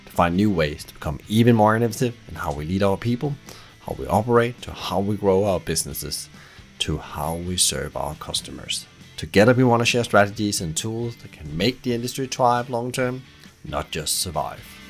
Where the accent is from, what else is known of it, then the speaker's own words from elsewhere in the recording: Brighton, South East England, United Kingdom; my hometown, Brighton